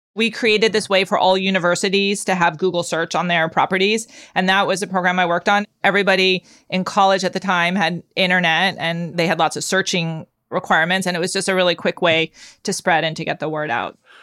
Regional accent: Palo Alto, California, United States; When I grew up, nobody knew where Palo Alto was

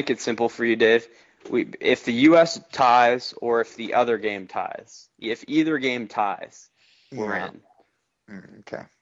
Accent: France; moved away; I grew up in France. I was an American, but I was living in France, so you know, soccer was all over the place there.

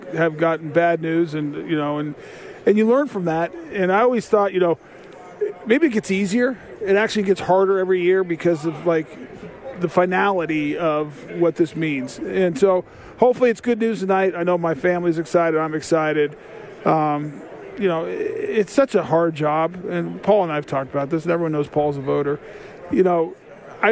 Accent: Boulder, Colorado, United States; I grew up in Boulder, Colorado as a kid who loved the Denver Broncos

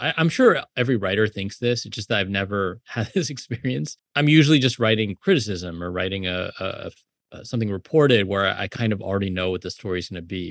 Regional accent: South Bay, California, United States; also born or lived in Illinois; now in New York, United States; I grew up in the South Bay

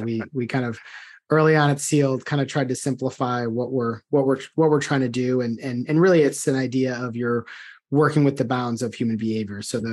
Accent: outside of Chicago, Illinois, United States; moved away; growing up outside of Chicago

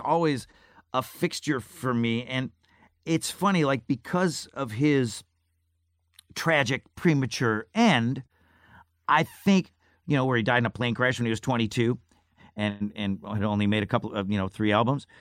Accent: Syracuse, New York, United States; moved away; I grew up in Syracuse, New York

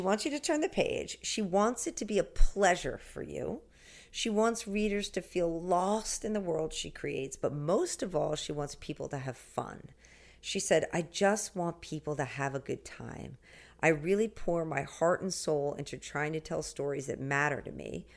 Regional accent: the Hamptons, New York, United States; I grew up in the Hamptons by the beach. I still live here now

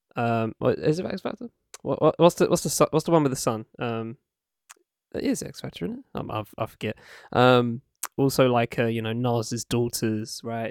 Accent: Essex, East of England, United Kingdom; born or raised there; also born or lived in Camden, London

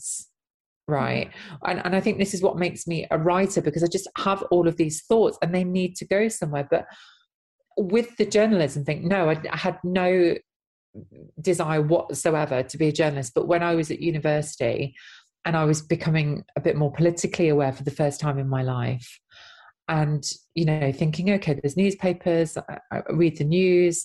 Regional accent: Nottinghamshire, East Midlands, United Kingdom; I was in an ex-mining town in Nottinghamshire

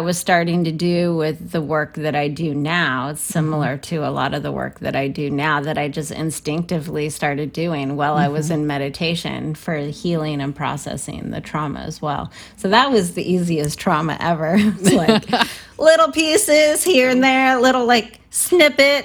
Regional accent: San Francisco, California, United States; I'm from San Francisco

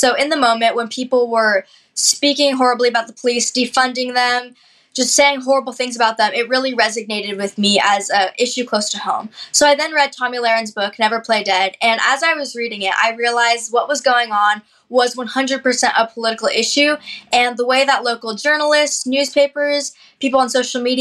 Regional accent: Seattle, Washington, United States; Growing up in the Seattle area

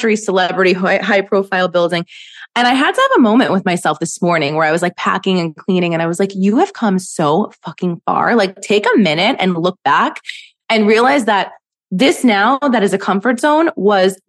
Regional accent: New York City, New York, United States; also born or lived in Manhattan; I live in Manhattan. I grew up in Brooklyn.

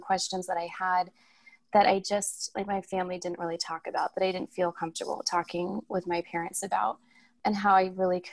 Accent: Tucson, Arizona, United States; I was born and raised in Tucson

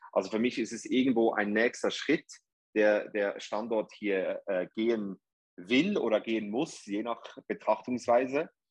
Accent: Zurich, Switzerland; accent: Swiss; moved away as an adult; also born or lived in New York; now in Dubai, United Arab Emirates; Ich bin ursprünglich aus Zürich, aus der Schweiz.

